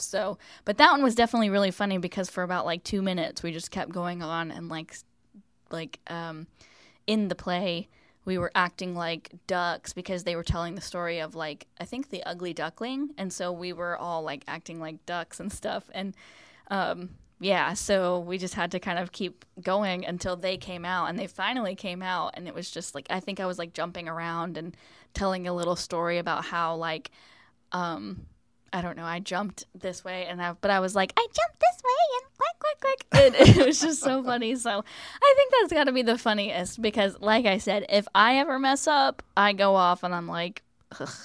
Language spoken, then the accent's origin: English; West Virginia, United States; moved away as an adult; now in Florida, United States; I'm from West Virginia, lived here my whole life